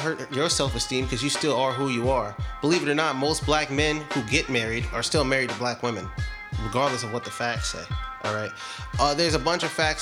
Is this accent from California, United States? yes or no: yes; Compton, California, United States; also born or lived in Rancho Cucamonga; now in Ontario, United States; I'm from Compton, California